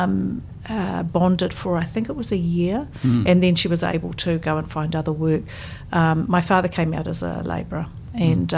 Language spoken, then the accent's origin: English; Auckland, New Zealand; moved away as an adult; now in Christchurch, New Zealand; I grew up in Ponsonby in Auckland